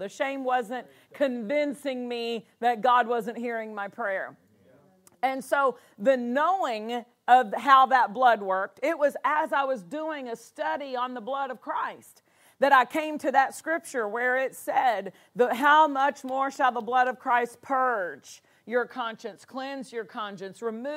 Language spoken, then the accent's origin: English; Nashville, Tennessee, United States; I was raised in the Bible Belt of Tennessee, right there in Nashville, Tennessee, East Tennessee for a number of years, Nashville for most of my elementary, junior high, high school